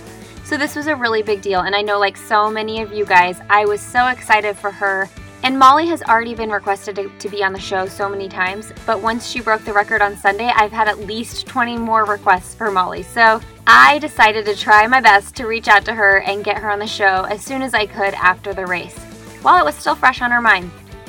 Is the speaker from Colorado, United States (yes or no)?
no; Bloomington, Indiana, United States; now in Indianapolis, United States; I live in Indianapolis. I'm from Bloomington and went to IU.